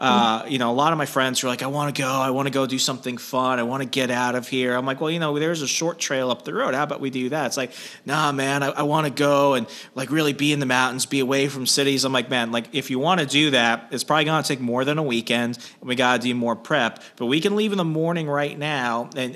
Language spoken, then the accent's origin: English; Arizona, United States; moved away; also born or lived in Northern Virginia; I'm from Arizona originally.